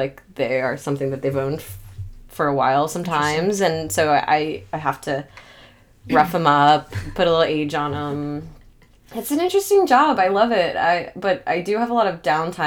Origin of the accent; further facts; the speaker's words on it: Atlanta, Georgia, United States; also born or lived in Chicago; my hometown